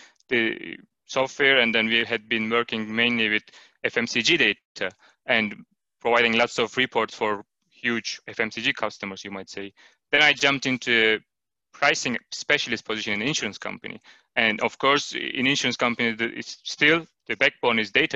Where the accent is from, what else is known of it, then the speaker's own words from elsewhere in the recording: Turkey; moved away as an adult; now in Denmark; I am originally from Turkey, and I have been living in Denmark for 5 years now